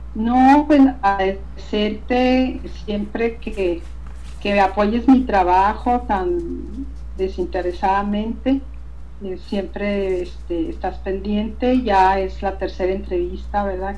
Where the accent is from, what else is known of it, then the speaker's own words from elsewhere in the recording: Hidalgo del Parral, Chihuahua, Mexico; Parral, que es mi ciudad natal aquí, Parral, Chihuahua